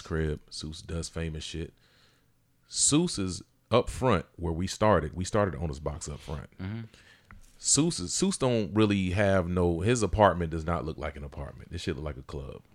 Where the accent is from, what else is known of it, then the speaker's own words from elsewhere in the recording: Augusta, Georgia, United States; I'm from Augusta, Georgia